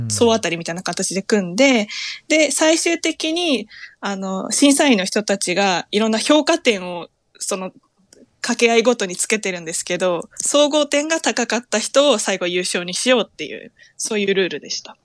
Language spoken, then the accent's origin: Japanese; Tokyo, Japan; moved away as an adult; now in Akita, Japan; 私は東京です